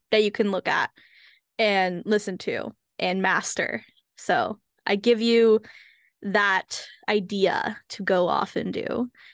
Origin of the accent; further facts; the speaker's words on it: United States; I am Asian American. I am Hmong American specifically